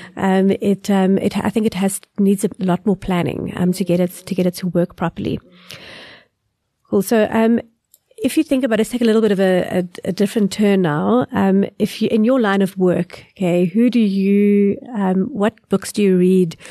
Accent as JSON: {"language": "English", "country": "South Africa", "said": "we are from South Africa"}